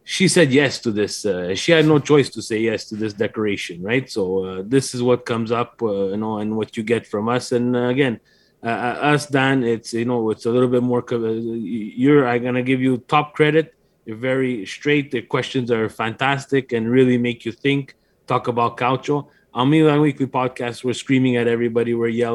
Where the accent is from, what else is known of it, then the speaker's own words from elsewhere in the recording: Canada; now in Montreal, Canada; We are from Canada